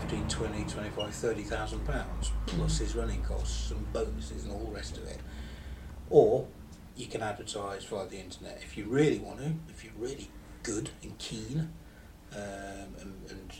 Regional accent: United Kingdom; we're still British

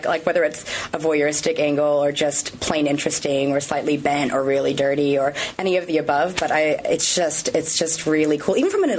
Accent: California, United States; accent: American; moved away as an adult; also born or lived in Australia; now in Sydney, Australia; So if I am from the States. I'm from California originally, but but I'm Aussie as well now.

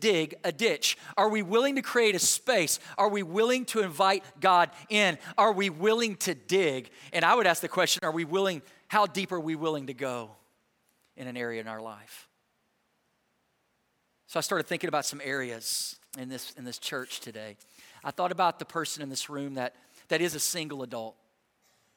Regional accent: Texas, United States; I grew up in Texas

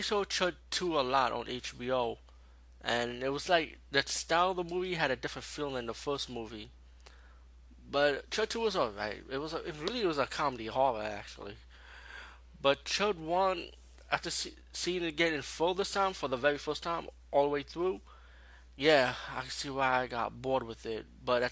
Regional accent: New York City, New York, United States; being a New Yorker

